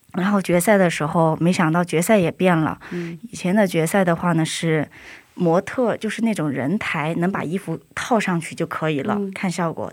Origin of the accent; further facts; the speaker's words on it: China; moved away; 我是中国人